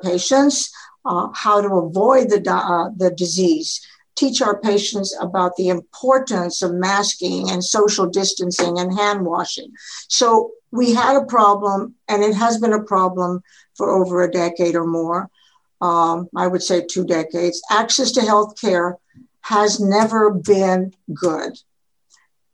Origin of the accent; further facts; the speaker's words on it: Edinburg, Texas, United States; I am a actively practicing general internal medicine doctor in Edinburgh, Texas, my hometown where I grew up